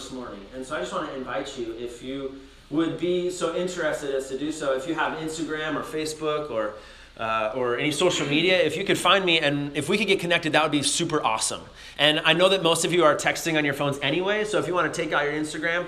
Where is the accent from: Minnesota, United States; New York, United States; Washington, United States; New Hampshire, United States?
Minnesota, United States; moved away; I'm from Minnesota originally